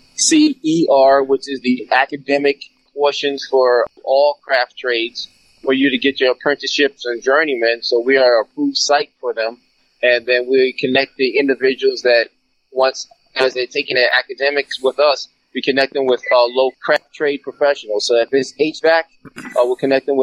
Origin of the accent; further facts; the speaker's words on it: Suffolk County, Long Island, New York, United States; moved away; I'm from Suffolk County